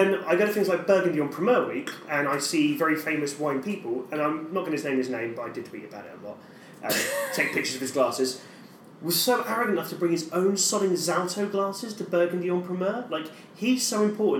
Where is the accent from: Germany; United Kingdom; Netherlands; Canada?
United Kingdom; England; as an English person who's in the trade